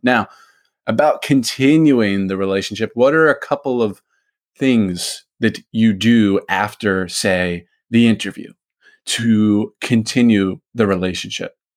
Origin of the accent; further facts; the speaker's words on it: United States; me growing up in America, I would get made fun of in you know in grade school for being Jewish